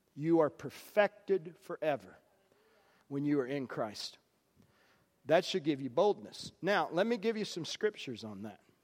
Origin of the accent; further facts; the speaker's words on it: the South, United States; I grew up in the South